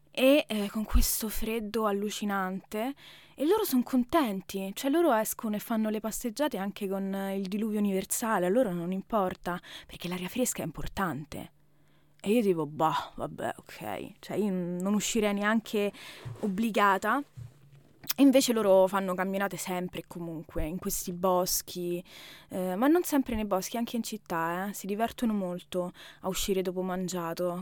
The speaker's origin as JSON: {"language": "Italian", "town": "Rome", "region": "Lazio", "country": "Italy", "moved": "as an adult", "lives_now": "Germany", "said": "italiana, Roma."}